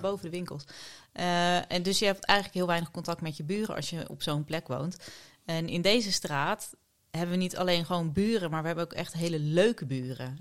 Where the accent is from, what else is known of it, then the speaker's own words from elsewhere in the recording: Dordrecht, South Holland, Netherlands; moved away as an adult; now in The Hague, Netherlands; Ik ben een geboren schapenkop. Ik kom uit Dordrecht.